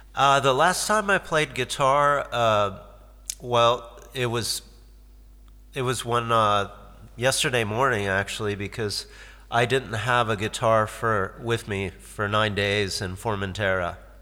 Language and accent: English; Detroit, Michigan, United States; moved away; also born or lived in Cape Canaveral, Florida / San Diego / Norfolk / Lewiston, Maine; I grew up in Detroit